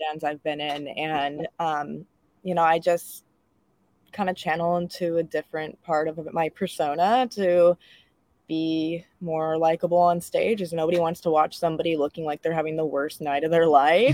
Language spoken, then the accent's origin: English; Livermore, California, United States; I grew up in the Bay Area as well